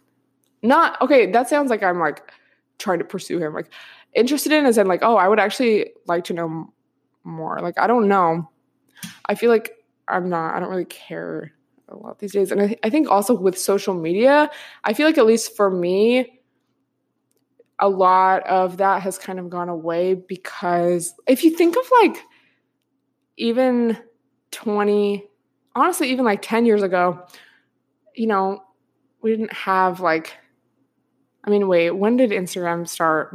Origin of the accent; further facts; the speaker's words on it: outside of Seattle, Washington, United States; moved away; I grew up, like, outside of Seattle.